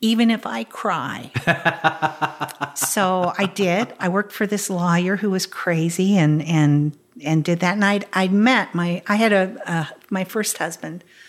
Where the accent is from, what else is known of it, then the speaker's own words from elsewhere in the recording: Topeka, Kansas, United States; moved away; grew up in Topeka, Kansas